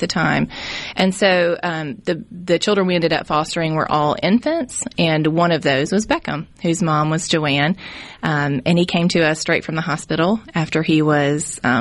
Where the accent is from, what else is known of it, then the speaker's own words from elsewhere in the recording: Jackson, Mississippi, United States; I grew up in West Jackson and had a great experience